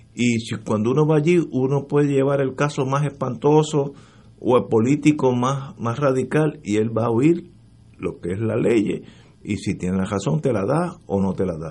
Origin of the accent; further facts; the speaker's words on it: Puerto Rico; como puertorriqueño